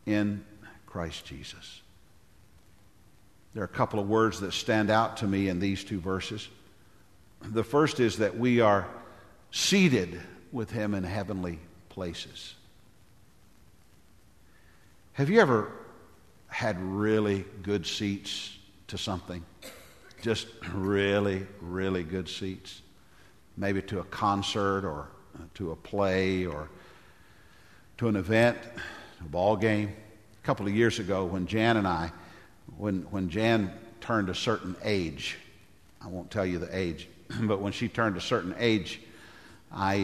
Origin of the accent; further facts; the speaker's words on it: Nashville, Tennessee, United States; we're from Nashville